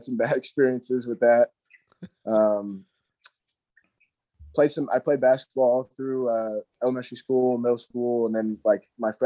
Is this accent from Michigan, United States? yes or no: no; Hendersonville, North Carolina, United States; I was born actually in Hendersonville, North Carolina